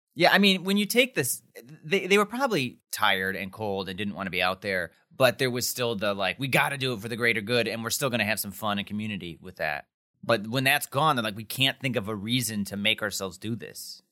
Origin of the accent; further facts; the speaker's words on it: Wisconsin, United States; We're from Wisconsin